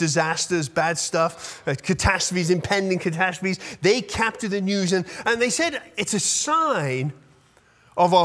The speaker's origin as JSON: {"language": "English", "country": "United Kingdom", "moved": "yes", "said": "I'm British"}